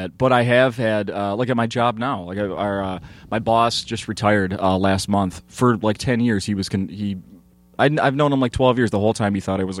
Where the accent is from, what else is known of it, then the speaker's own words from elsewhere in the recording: St. Paul, Minnesota, United States; I grew up in St. Paul, Minnesota, you know, not a big school. Like, I pretty much knew everybody.